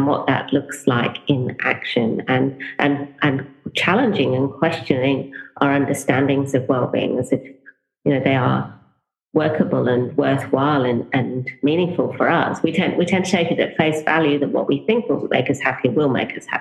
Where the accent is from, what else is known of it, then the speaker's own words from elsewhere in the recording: Norfolk, East of England, United Kingdom; moved away as an adult; I grew up in England. I lived the first, just over the first 30 years of my life in England. Grew up in the countryside and in Norfolk